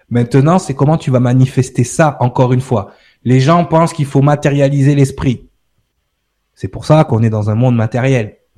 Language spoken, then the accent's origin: French; France; Ouais, ok, je suis français, j'habite en France.